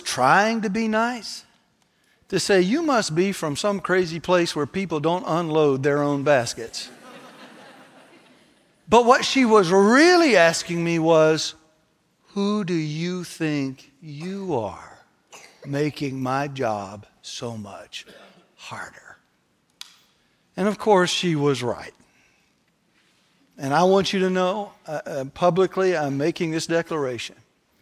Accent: North Carolina, United States; I said, North Carolina.

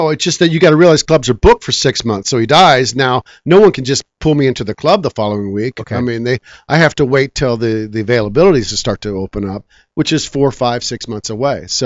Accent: Guam; also born or lived in Japan; I think that's because I was raised in Japan. I was raised in Guam. I had a lot of friends that didn't speak English

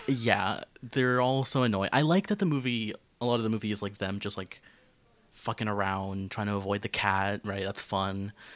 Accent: Florida, United States; growing up in Florida

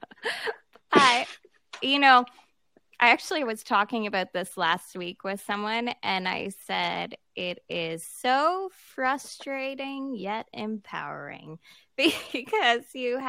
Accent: Halifax, Nova Scotia, Canada; I'm from Halifax, Nova Scotia, so born and raised here.

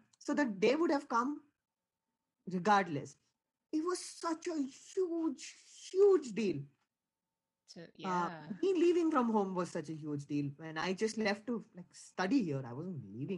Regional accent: Mumbai, Maharashtra, India; moved away as an adult; also born or lived in Maryland, United States; now in Indiana, United States; I was born in Bombay, India, which is sort of like the financial capital of India. So it's like growing up in New York

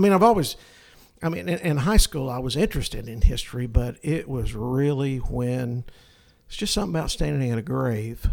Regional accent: North Alabama, United States; moved away; also born or lived in New Zealand; I'm from North Alabama

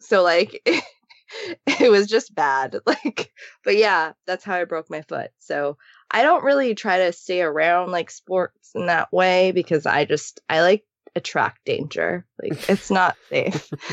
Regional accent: Japan; now in Los Angeles, United States; growing up in Japan

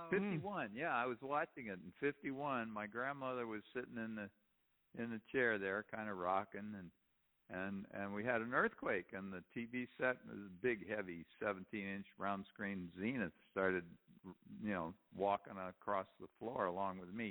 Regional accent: Pennsylvania, United States; we we are from Pennsylvania. We take care of moose and squirrel.

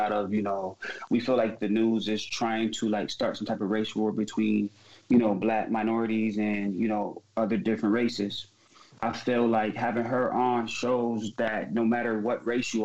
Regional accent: Syracuse, New York, United States; I lived on the east side, but I was raised on Oakwood

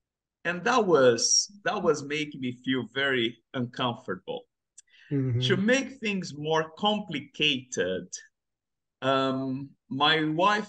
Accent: Brazil; English is a second language; moved away as an adult; now in London, United Kingdom; So I'm from Brazil. I grew up there. I spent my whole childhood in Brazil. I grew up in a Christian home. But at the age of 15, I decided to leave the church.

